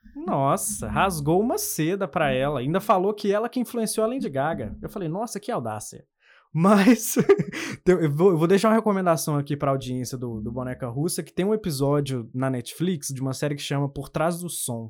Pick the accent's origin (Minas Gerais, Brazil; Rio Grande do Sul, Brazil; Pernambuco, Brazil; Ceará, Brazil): Minas Gerais, Brazil; also born or lived in Contagem; Para quem não, não pegou o sotaque até agora, eu sou de Minas. Uhum. E eu moro em Contagem